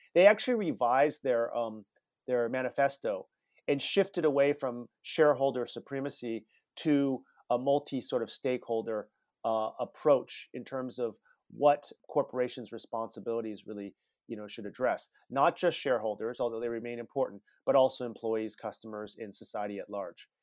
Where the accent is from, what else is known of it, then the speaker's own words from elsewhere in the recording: Palo Alto, California, United States; moved away as an adult; also born or lived in China; I grew up in Palo Alto all, you know, for my whole childhood